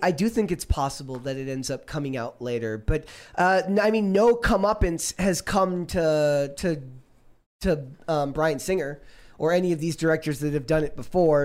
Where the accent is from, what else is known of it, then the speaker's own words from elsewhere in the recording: Minnesota, United States; moved away; I'm from Minnesota